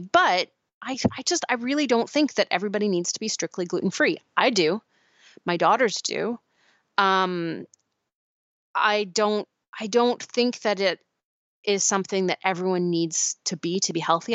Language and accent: English; Pacific Northwest, United States; where I grew up in the Pacific Northwest